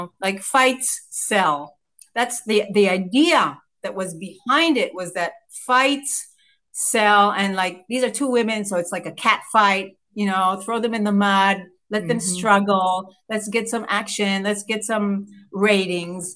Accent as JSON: {"language": "English", "country": "Israel", "said": "here I am coming from Israel"}